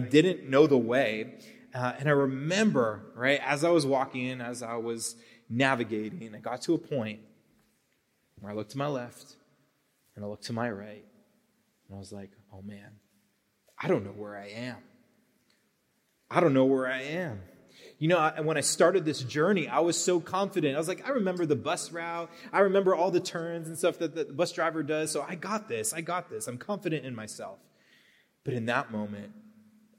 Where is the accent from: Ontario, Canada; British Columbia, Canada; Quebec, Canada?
Quebec, Canada; Brossard; moved away; Brossard, Quebec, which is in Canada. That's my hometown.